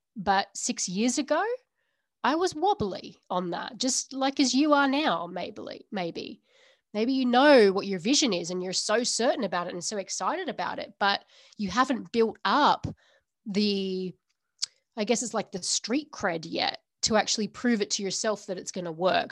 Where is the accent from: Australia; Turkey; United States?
Australia; now in United Kingdom; I'm from Australia originally